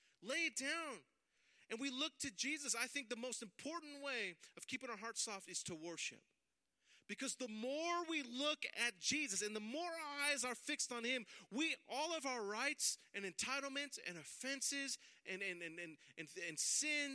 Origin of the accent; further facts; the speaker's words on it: San Francisco, California, United States; my dad had a church in, or has a church in the Tenderloin district, and so I grew up in the Tenderloin